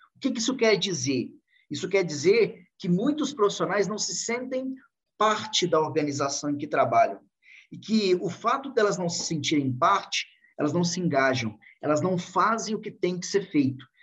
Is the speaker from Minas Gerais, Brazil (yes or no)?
yes; Divinópolis, Minas Gerais, Brazil; accent: mineiro; Sou mineirinho de Divinópolis, Minas Gerais